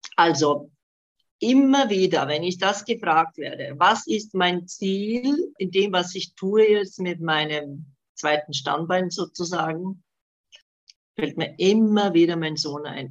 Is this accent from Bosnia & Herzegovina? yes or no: yes; Bosnia & Herzegovina; now in Germany; Also ich bin gebürtig aus Bosnien, habe eben seit 75 in Deutschland gelebt